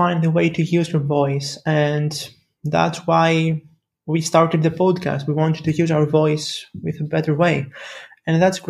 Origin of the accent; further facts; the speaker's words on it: Greece; I am from Greece